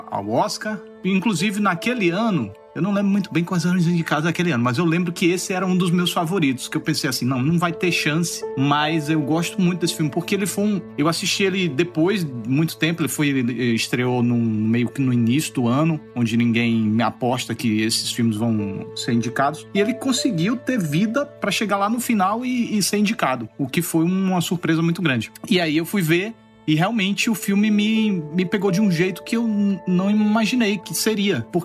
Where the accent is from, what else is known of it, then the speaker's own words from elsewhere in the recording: Alagoas, Brazil; accent: nordestino; moved away; also born or lived in Rio de Janeiro; É, eu cheguei no Rio de Janeiro, ah não, vou neutralizar o meu sotaque, eu sou de Alagoas, vou neutralizar o meu sotaque.